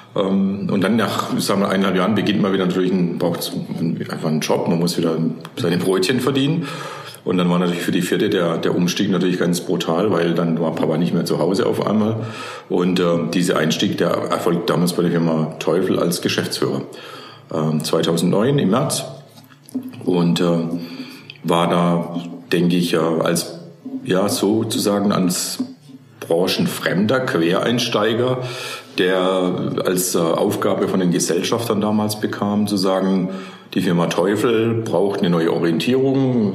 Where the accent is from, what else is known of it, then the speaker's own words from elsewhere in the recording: near Karlsruhe, Baden-Württemberg, Germany; moved away as an adult; also born or lived in Stuttgart region; ich bin klassisch in Baden aufgewachsen, ja. in der Nähe von Karlsruhe